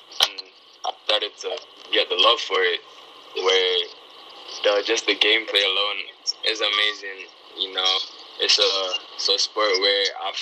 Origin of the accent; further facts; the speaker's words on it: Jamaica; the first athletes born and raised in Jamaica